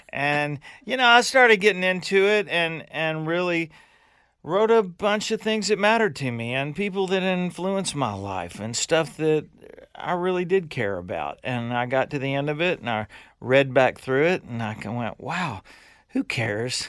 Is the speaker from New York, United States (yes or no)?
no; Louisiana, United States; I am from Louisiana, and I did grow up with a boathouse in my backyard